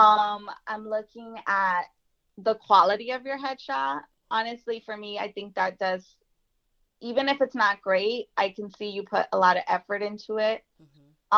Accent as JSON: {"language": "English", "town": "Jersey City", "region": "New Jersey", "country": "United States", "tie": "born or raised there", "said": "being born and raised in Jersey City"}